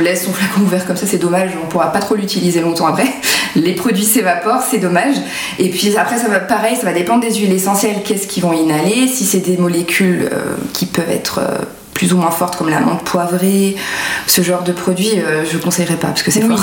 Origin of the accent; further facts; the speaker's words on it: France; on est français